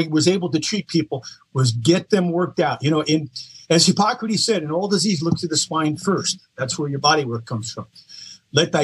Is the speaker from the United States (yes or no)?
yes; East Coast, United States; I was from the East Coast